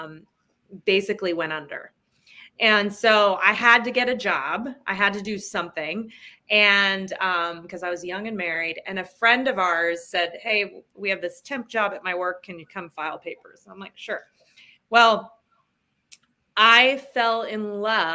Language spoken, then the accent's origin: English; New Jersey, United States; I grew up in New Jersey